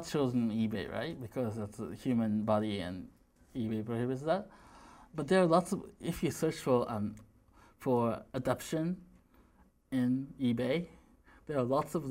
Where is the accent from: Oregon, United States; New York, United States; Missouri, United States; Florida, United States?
Missouri, United States; I'm from Missouri